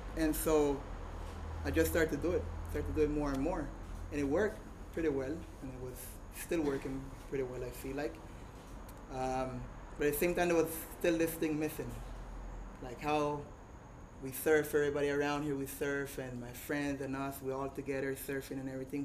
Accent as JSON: {"language": "English", "town": "Puerto Viejo", "region": "Limón", "country": "Costa Rica", "tie": "born or raised there", "said": "born and raised here in Puerto Viejo."}